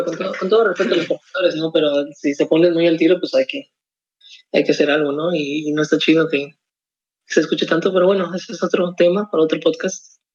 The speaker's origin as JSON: {"language": "Spanish", "town": "Ciudad Victoria", "region": "Tamaulipas", "country": "Mexico", "tie": "born or raised there", "moved": "as an adult", "lives_now": "San Luis Potosí, Mexico"}